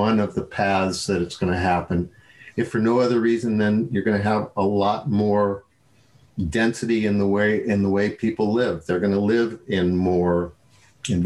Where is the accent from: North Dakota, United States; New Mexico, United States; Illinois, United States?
New Mexico, United States; when I grew up in New Mexico